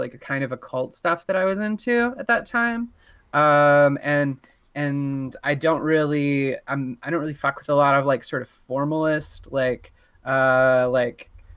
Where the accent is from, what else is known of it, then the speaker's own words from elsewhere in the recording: Southern Indiana, United States; I grew up in Southern Indiana